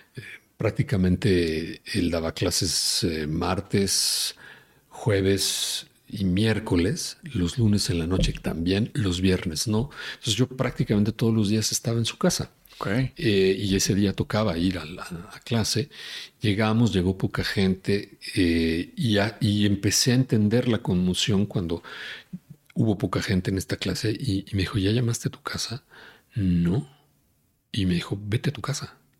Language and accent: Spanish; Mexico City, Mexico; Yo soy de la Ciudad de México, yo nací aquí